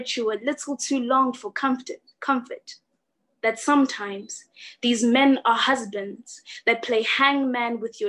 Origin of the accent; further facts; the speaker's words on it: South Africa; I am from South Africa.